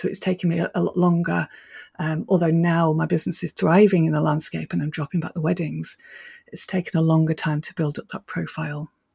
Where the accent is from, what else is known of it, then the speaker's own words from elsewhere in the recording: Manchester, North West England, United Kingdom; moved away as an adult; also born or lived in Scotland; I was brought up in Manchester